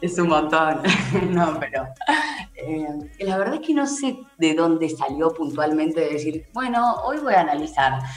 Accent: Haedo, Buenos Aires Province, Argentina; yo soy de Aedo

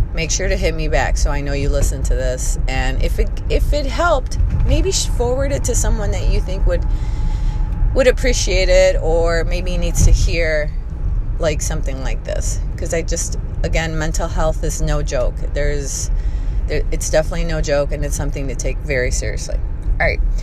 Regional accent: Chicago, Illinois, United States; I come from Chicago.

